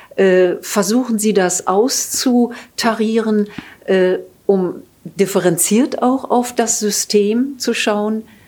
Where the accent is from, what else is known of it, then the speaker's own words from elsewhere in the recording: Rostock, Mecklenburg-Vorpommern, Germany; ich war in Rostock, also in meiner Heimatstadt